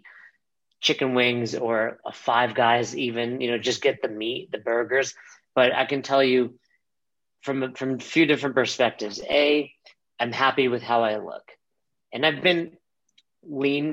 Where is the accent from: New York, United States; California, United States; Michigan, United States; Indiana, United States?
New York, United States; moved away as an adult; also born or lived in Florida; now in Colorado, United States; growing up in New York, a Jewish grandma